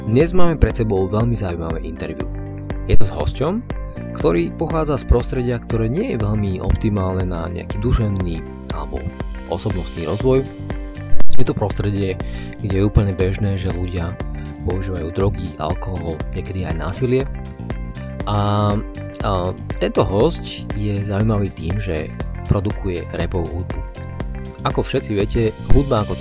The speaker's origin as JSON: {"language": "Slovak", "town": "Nitra", "region": "Nitra Region", "country": "Slovakia", "said": "A ja som z Nitry z Klokočiny."}